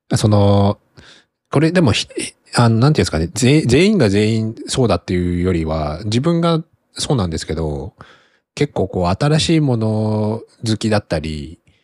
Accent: Kanto, Japan; now in Tokyo, Japan; 自分の地元、実家も別に、まあ関東圏内でそこそこ、都会では、都会に近いものではある

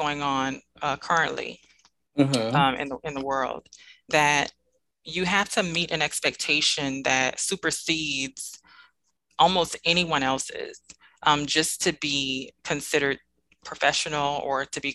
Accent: New Orleans, Louisiana, United States; now in Dallas, United States; I am originally from New Orleans, Louisiana, born and raised.

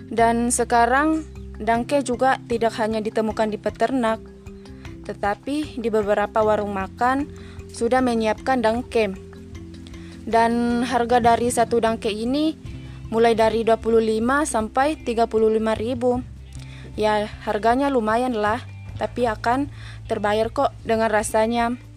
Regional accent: Enrekang, South Sulawesi, Indonesia; saya akan membahas atau berbagi tentang kuliner khas dari daerah saya yaitu Enrekang.

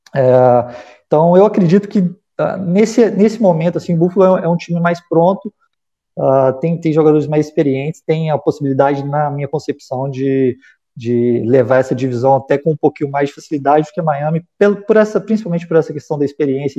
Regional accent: Minas Gerais, Brazil; Eu sou mineiro

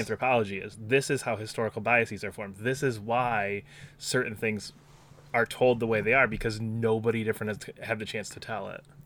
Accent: United States; we're both American

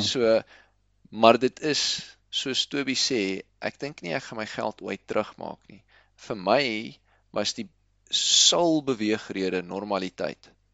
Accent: South Africa; Ons is Suid-Afrikaners

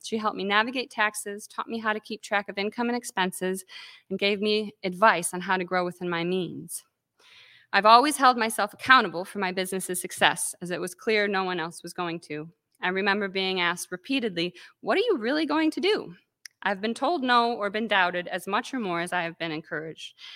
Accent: Calumet, Michigan, United States; now in Traverse City, United States; I grew up on the Keweenaw Peninsula

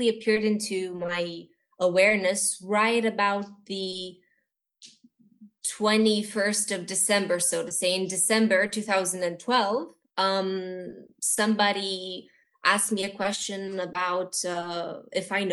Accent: Bucharest, Romania; I am from Romania. I'm actually born here, so I'm Romanian. This is my heritage

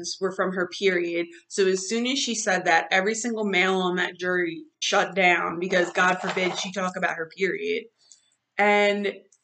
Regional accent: New Jersey, United States; We're from New Jersey

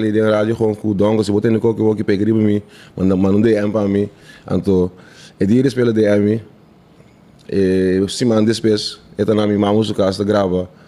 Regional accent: Netherlands; Ik ben Nederlander, man, G.

